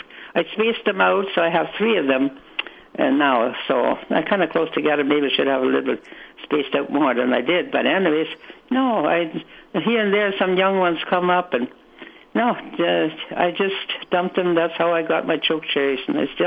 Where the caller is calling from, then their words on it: Winnipeg, Manitoba, Canada; Oh, I'm calling from Winnipeg.